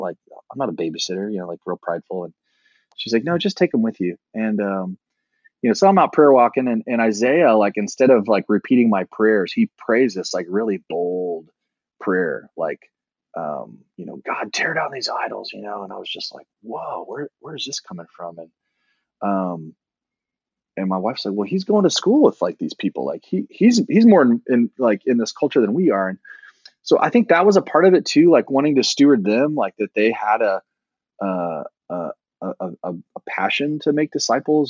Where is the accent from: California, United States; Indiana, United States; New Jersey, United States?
Indiana, United States; Indianapolis; moved away as an adult; also born or lived in Virginia; I was born in the Midwest in Indianapolis and um, grew up